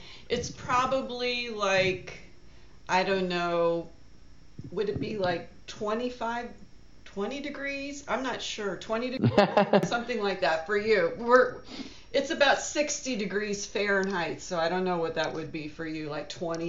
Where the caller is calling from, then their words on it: Tampa, Florida, United States; I am calling from Tampa, Florida.